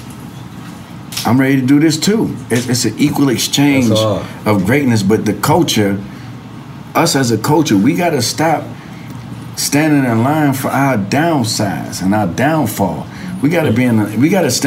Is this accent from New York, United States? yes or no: yes; New York City, New York, United States; I'm from the Bronx